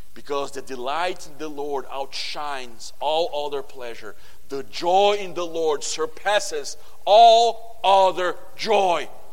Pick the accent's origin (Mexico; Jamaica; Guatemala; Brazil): Brazil; English is a second language; moved away; I come from Brazil